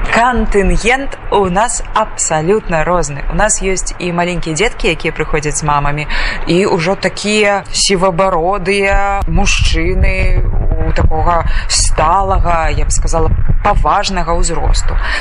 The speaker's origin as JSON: {"language": "Belarusian", "country": "Belarus", "moved": "yes", "lives_now": "Białystok, Poland", "said": "мы беларусы"}